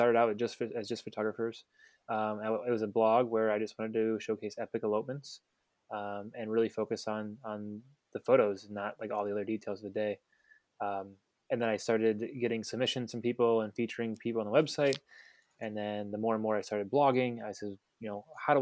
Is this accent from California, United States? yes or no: no; Cleveland, Ohio, United States; moved away as an adult; now in Washington, United States; I'm originally from Cleveland, and I've been in the wedding industry for about 11 years now